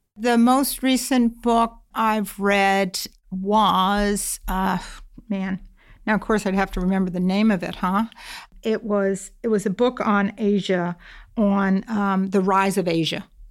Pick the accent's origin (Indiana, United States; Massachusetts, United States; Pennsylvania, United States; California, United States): Massachusetts, United States; I grew up in Massachusetts